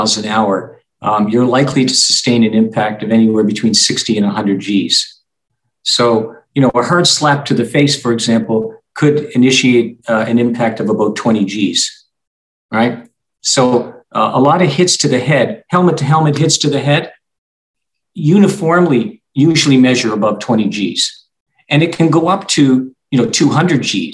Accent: Canada; now in Arizona, United States; I'm from Canada and I played hockey up to the junior ranks

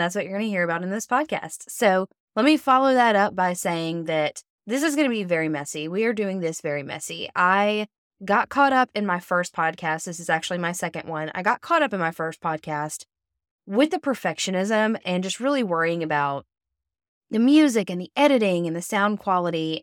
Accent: Alabama, United States; I'm from Alabama.

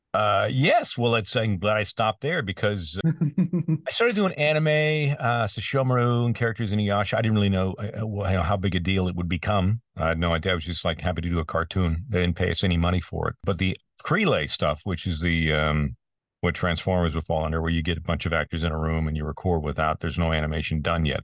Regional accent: Peterborough, Ontario, Canada; my hometown of Peterborough, Ontario, Canada

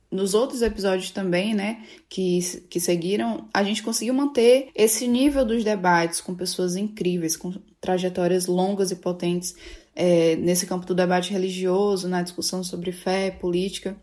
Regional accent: Fortaleza, Ceará, Brazil; Eu falo aqui de Fortaleza, nasci em Fortaleza e ainda estou por aqui.

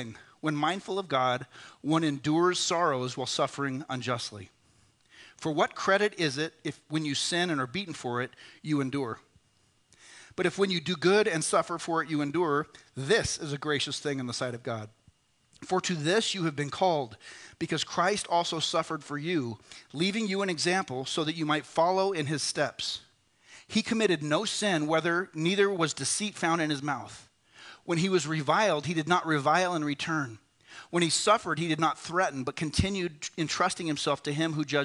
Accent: United States; I am become one. I am an American

